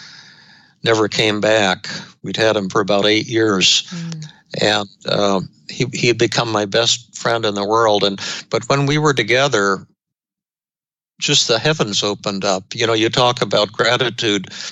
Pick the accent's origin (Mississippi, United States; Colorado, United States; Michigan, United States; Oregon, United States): Colorado, United States; Denver; when I was growing up in Denver